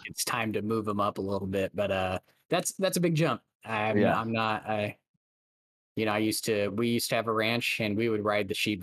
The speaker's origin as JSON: {"language": "English", "area": "Central Valley", "region": "California", "country": "United States", "tie": "born or raised there", "said": "in the Central Valley where I grew up in California"}